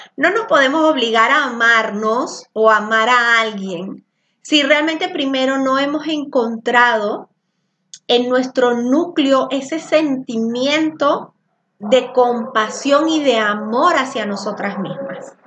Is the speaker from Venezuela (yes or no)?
yes; Venezuela; now in Zapopan, Mexico; soy venezolana. El venezolano normalmente habla muy alto. Y cuando yo llegué aquí a Zapopan, este, en Jalisco